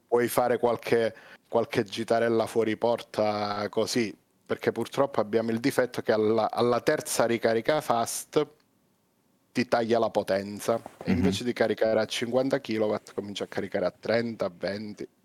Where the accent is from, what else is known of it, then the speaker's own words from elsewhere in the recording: Calabria, Italy; io sono calabrese